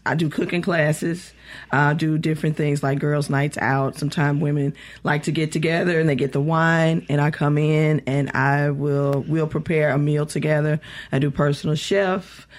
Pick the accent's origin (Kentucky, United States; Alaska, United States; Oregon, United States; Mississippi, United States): Mississippi, United States; West Point; also born or lived in Jackson, Mississippi / New Orleans, Louisiana / Atlanta, Georgia; I grew up in West Point, Mississippi.